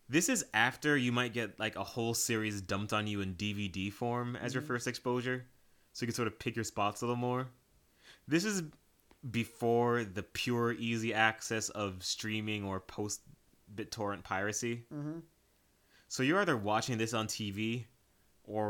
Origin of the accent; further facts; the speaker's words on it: Jamaica; despite being Jamaican